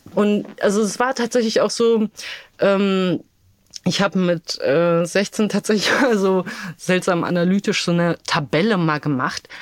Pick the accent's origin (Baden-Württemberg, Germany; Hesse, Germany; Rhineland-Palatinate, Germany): Hesse, Germany; Darmstadt; born or raised there; also born or lived in Wrocław, Poland